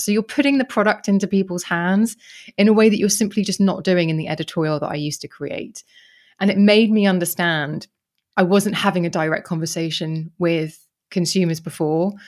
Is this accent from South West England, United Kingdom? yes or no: no; Kent, South East England, United Kingdom; I grew up in Kent.